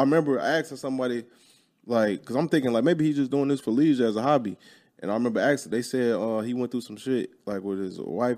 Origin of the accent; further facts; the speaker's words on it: Chicago, Illinois, United States; moved away; I'm from Chicago. All my people from Chicago